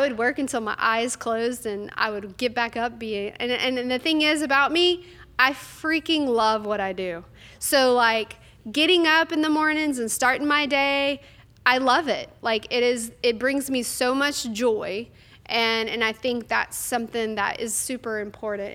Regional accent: North Louisiana, United States; I'm from North Louisiana

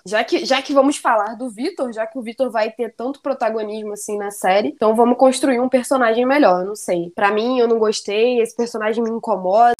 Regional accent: Rio de Janeiro, Brazil; que sou carioca

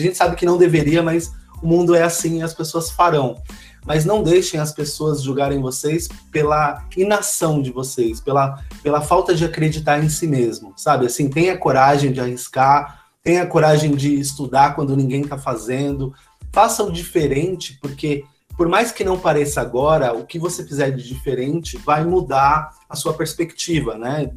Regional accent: São Paulo, Brazil; todos nós que participamos desse grupo, né, que, que somos da cidade de Tiradentes

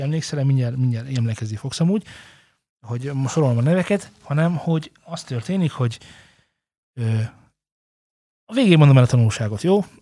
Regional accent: Hungary; magyarok vagyunk

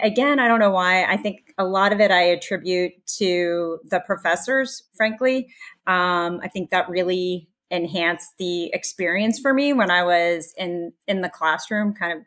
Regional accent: central New Jersey, United States; moved away as an adult; also born or lived in San Diego; So born and raised in Jersey, fellow Jersey girl. I grew up in central New Jersey, I said, Somerset County. All through my life, I was there.

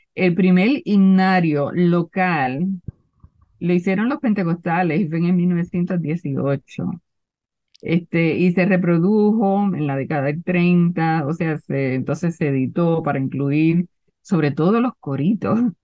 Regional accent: Puerto Rico; en mi pueblo había dos cines

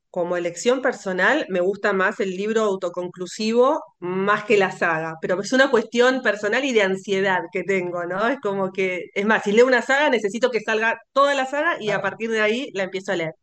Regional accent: Argentina; yo soy argentina

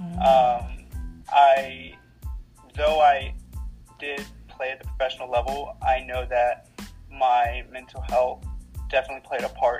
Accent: Uvalde, Texas, United States; 27 years old. I was born in Uvalde, Texas. South Texas, and I moved around a lot for a few different reasons.

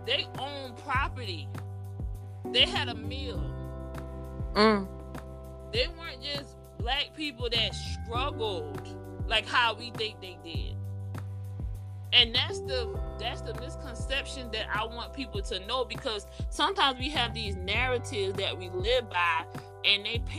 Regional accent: Gullah Geechee, the South, United States; accent: Gullah Geechee; I have the accent once we go into this conversation, but because I grew up down here, I was always told that my accent was improper

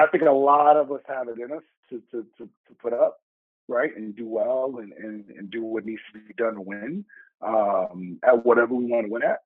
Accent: Chicago, Illinois, United States; moved away as an adult; also born or lived in Asia; now in New York, United States; I'm from the South Side of Chicago.

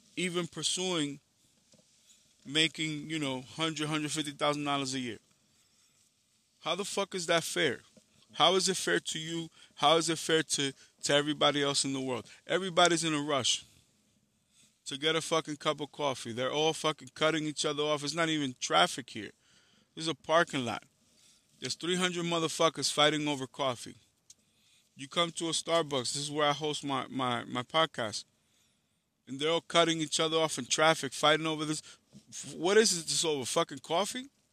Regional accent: New York City, New York, United States; I'm from Harlem in the Bronx

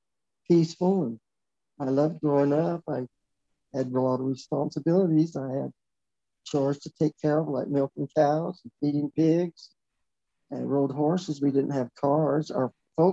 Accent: Buffett, Arizona, United States; also born or lived in Phoenix, Arizona / Tuba City, Arizona; my years growing up in Buffett

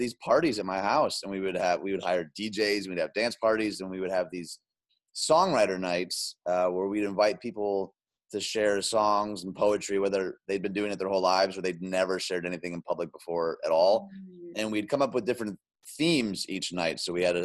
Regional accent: outside Detroit, Michigan, United States; moved away as an adult; also born or lived in Chicagoland; I grew up outside Detroit

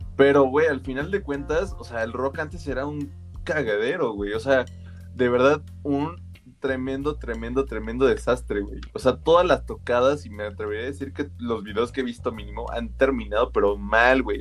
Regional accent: Mexico; somos mexas

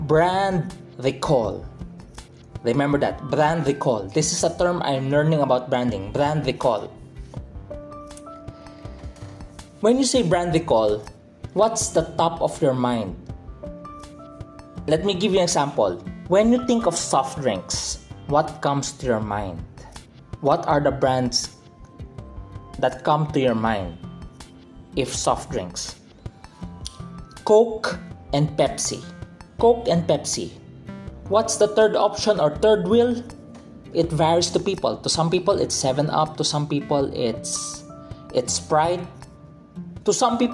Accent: Philippines; I'm a Filipino, I'm from the Philippines

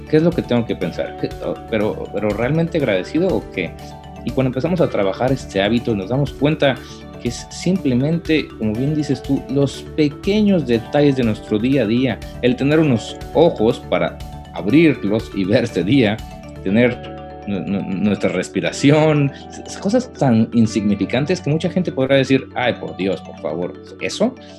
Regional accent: Mexico City, Mexico; moved away as an adult; now in United States; soy la Ciudad de México

